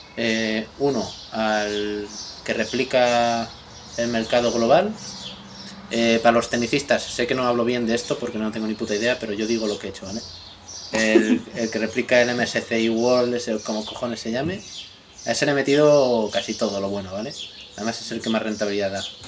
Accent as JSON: {"language": "Spanish", "country": "Spain", "said": "los españoles que no tenemos ni puta idea de inglés"}